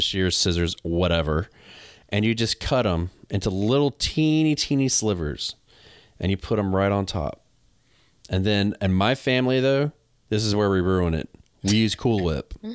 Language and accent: English; the South, United States; I'm from the South